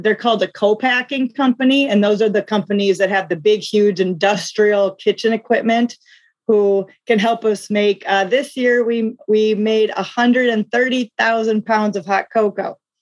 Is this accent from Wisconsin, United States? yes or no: no; South Dakota, United States; now in Duluth, United States; I actually grew up in South Dakota, but right now I live in Duluth, Minnesota